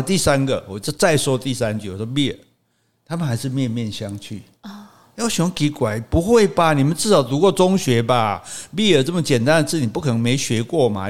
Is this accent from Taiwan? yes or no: yes; Taiwan; 这也可能是全亚洲，是全世界唯一比我们台湾人还不会讲英语的。